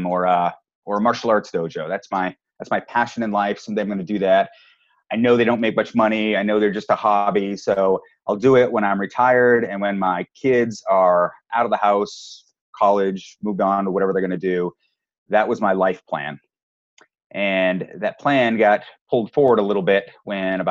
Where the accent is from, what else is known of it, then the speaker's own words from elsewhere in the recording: New Hampshire, United States; I grew up in New Hampshire. So I'm a New England boy